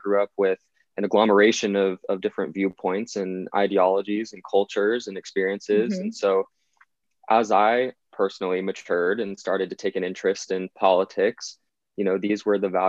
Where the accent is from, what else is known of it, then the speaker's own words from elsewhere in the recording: Northern California near Sacramento, United States; Well, I am 21 years old. I was born in Northern California near Sacramento, a very middle-class, blue-collar community and home.